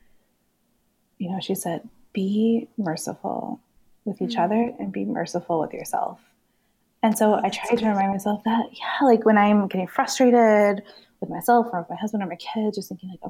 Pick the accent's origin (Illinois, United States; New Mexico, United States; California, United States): California, United States; moved away; I'm originally from California